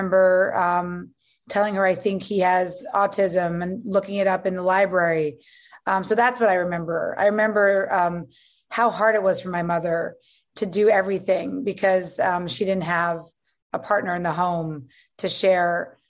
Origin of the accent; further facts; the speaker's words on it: New York City, New York, United States; also born or lived in Virginia; We grew up on Avenue C and 14th Street.